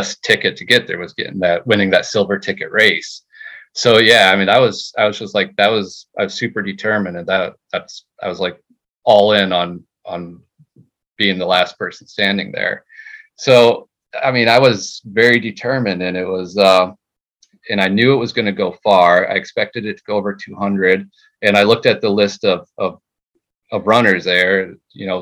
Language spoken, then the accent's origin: English; New Jersey, United States; I'm from New Jersey